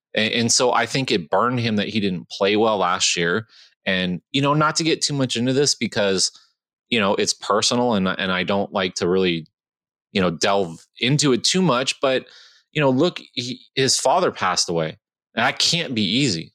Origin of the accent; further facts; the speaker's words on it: California, United States; I grew up in California